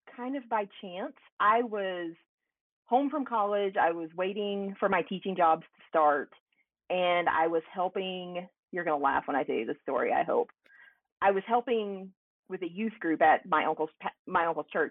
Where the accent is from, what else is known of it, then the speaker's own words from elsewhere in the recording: Henderson, Kentucky, United States; moved away as an adult; also born or lived in Tennessee; now in Evansville, United States; I grew up on the Kentucky side of the bridge.